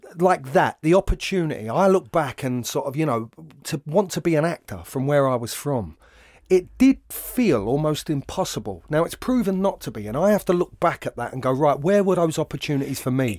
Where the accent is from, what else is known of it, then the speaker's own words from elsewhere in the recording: London, United Kingdom; I invariably attach what I do to being a Londoner